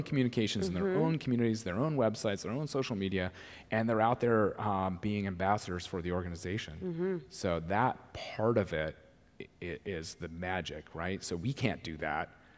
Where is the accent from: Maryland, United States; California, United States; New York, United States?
California, United States; Laguna Beach; Laguna Beach, my hometown